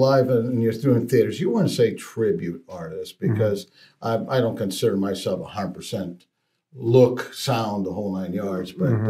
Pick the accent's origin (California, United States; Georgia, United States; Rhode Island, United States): California, United States; Los Angeles; moved away as an adult; now in Las Vegas, United States; I always say Hoboken via L.A., but, actually Los Angeles. Oh, okay. That's born good. And raised.